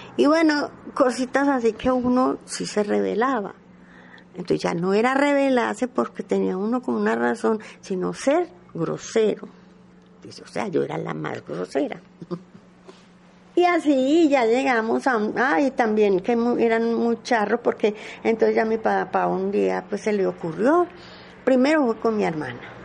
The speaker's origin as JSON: {"language": "Spanish", "town": "Medellín", "region": "Antioquia", "country": "Colombia", "tie": "born or raised there", "said": "yo nací en Manrique, en plena 45, junto a los teatros de Manrique, allá, allá nací. Pero de a los 5 años mi papá mm, cambió la casa"}